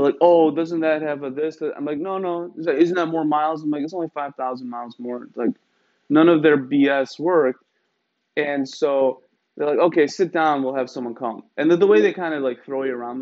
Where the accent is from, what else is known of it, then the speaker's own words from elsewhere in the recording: Iran; moved away; I'm from Iran.